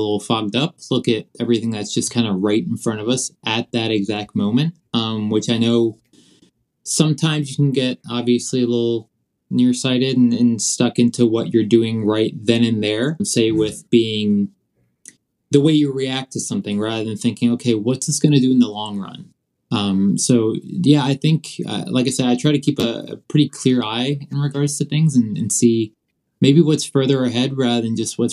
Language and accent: English; Virginia, United States; also born or lived in Scotland; where I grew up at in Virginia